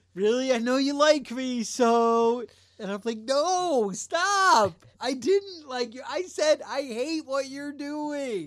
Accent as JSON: {"language": "English", "country": "United States", "said": "we're American"}